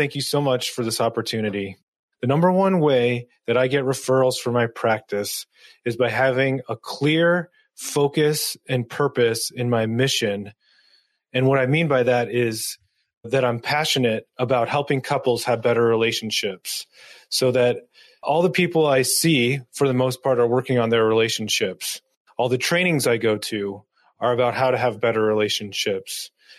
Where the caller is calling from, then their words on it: Dover, New Hampshire, United States; I'm joining you from Dover, New Hampshire